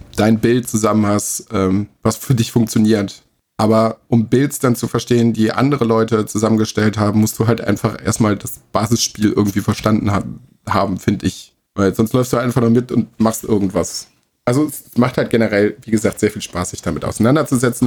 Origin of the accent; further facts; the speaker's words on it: Germany; bei uns in Deutschland